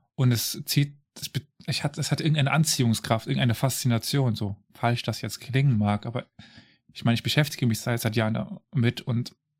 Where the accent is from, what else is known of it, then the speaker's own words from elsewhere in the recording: Saarland, Germany; ich komme aus dem Saarland